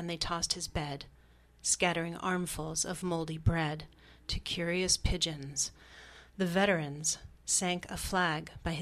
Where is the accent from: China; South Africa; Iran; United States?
United States; Boston, Massachusetts; moved away; we're both American. I'm from Boston